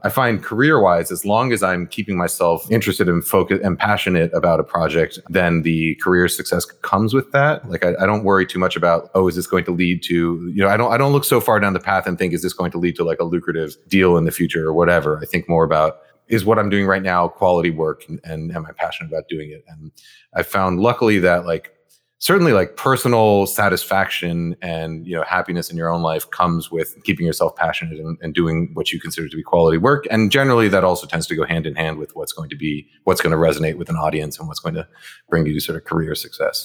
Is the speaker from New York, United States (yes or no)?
yes; New York, United States; first language Japanese; English is a second language; we lived in an apartment building in, in New York, Morningside Heights